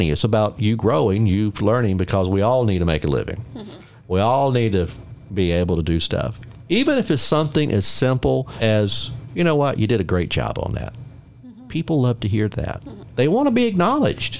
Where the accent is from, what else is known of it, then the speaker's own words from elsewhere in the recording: Middle Georgia, United States; I'm from Middle Georgia